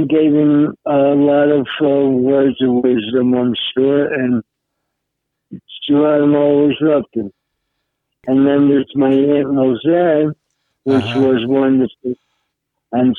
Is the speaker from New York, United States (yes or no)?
yes; New York City, New York, United States; I grew up in Manhattan